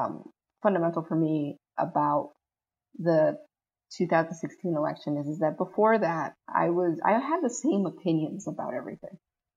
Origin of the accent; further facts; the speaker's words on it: Brazil; now in United States; My family, we're from Brazil. My parents grew up in a military dictatorship.